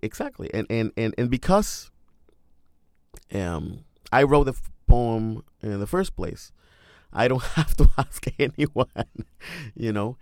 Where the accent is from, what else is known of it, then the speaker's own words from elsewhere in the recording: Mexico; English is a second language; moved away as an adult; now in Cincinnati, United States; I am from Mexico, and I miss my mother, and I miss listening to Spanish when I walk in the street